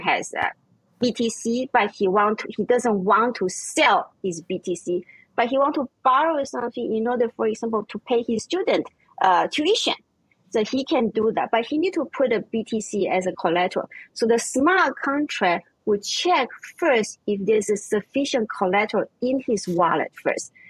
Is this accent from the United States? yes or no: no; Vienna, Austria; English is a second language; moved away; also born or lived in Taiwan; I was born in Taiwan and I grew up in Vienna, Austria